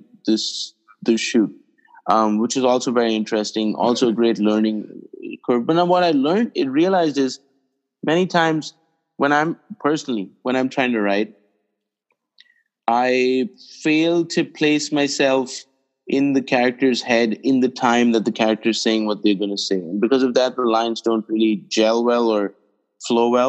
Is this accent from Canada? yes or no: no; India; when I was growing up in India